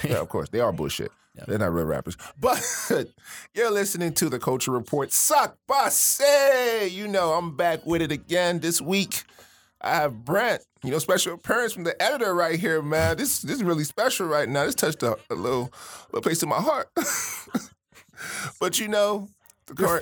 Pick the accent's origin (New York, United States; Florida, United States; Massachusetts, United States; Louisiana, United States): Florida, United States; Miami; moved away; coming from Miami.